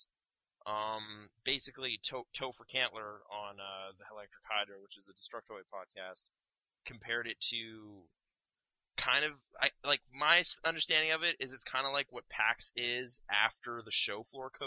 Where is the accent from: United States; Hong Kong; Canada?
Canada; we're from Canada